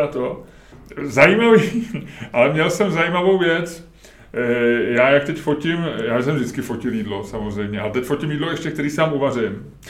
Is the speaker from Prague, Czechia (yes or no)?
yes; Holešovice, Prague, Czechia; za dětství, ty vole, v Holešovicích